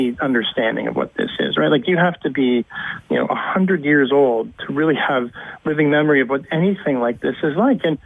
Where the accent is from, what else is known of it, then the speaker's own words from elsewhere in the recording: Canada; we as Canadian taxpayers